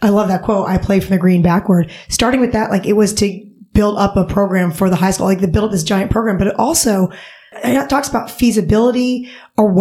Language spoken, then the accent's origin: English; St. Louis, Missouri, United States; moved away; I grew up in St. Louis